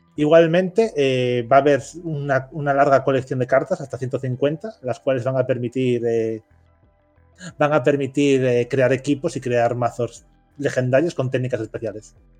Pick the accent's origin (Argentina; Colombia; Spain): Spain; en España somos muy de Sony. Y digo, somos como parte del colectivo España.